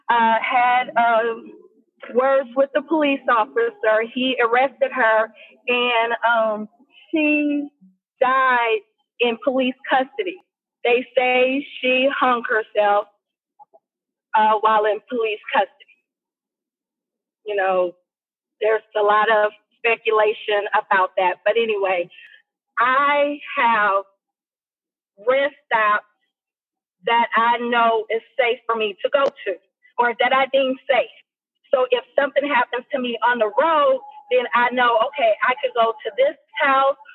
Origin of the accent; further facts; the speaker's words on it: United States; you got treated like, you know, high class no matter how fat your pocket is because you were American.